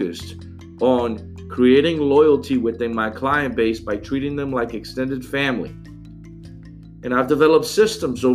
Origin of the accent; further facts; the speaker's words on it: New Orleans, Louisiana, United States; now in Atlanta, United States; I live in Atlanta now and I'm from New Orleans, and everybody knew everybody down there in New Orleans